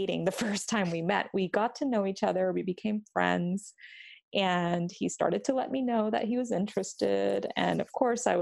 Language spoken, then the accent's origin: English; India; we're both Indian